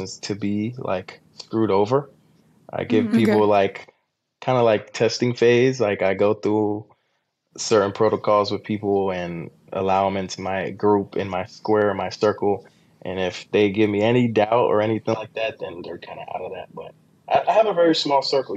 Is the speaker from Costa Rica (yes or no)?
yes; Costa Rica; moved away; I'm building one in my home country, Costa Rica, that I'm going to Airbnb out.